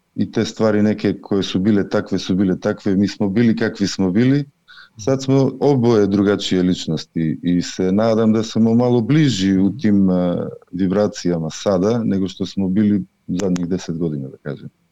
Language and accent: Croatian; North Macedonia; moved away as an adult; now in Sweden; dolazim iz Makedonije, meni je i tamo bilo dobro, ali sam sledio ovdje u svoju suprugu.